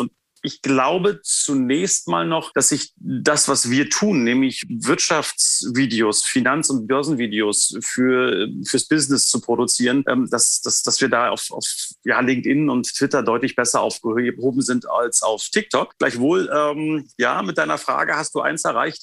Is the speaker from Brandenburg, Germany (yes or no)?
yes; Potsdam, Brandenburg, Germany; Ich bin in Potsdam geboren, ähm, habe mein Abitur äh, in der Nähe von Potsdam gemacht